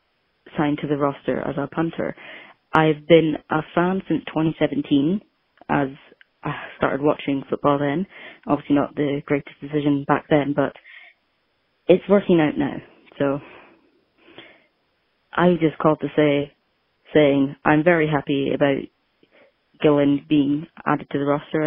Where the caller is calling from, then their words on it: Scotland, United Kingdom; accent: Scottish; I am calling from Scotland, actually the same town as the Scottish Hammer.